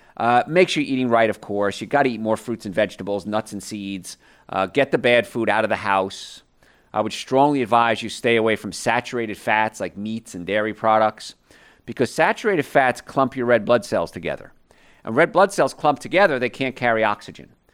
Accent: New York, United States; And so I grew up around New York.

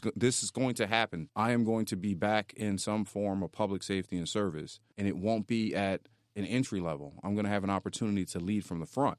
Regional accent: Philadelphia, Pennsylvania, United States; moved away as an adult; now in Florida, United States; I grew up in North Philly

